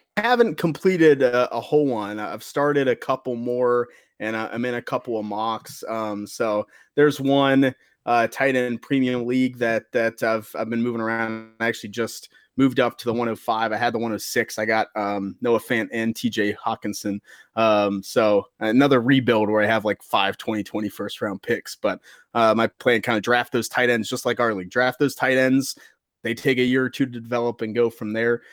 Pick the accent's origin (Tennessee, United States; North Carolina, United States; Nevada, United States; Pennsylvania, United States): Pennsylvania, United States; Pittsburgh; my hometown Steelers